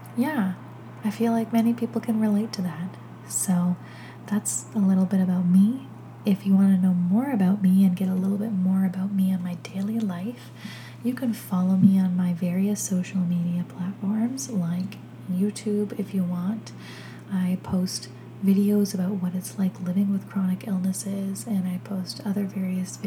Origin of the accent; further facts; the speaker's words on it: Toronto, Ontario, Canada; I'm a photographer from Toronto, Canada